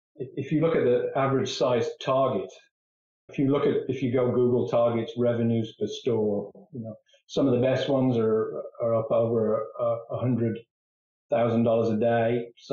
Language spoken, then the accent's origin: English; England, United Kingdom; moved away as an adult; now in United States; I think I told you that I came over from England. One of the reasons I left England was engineering and manufacturing was just in decline, and I saw a limited future there.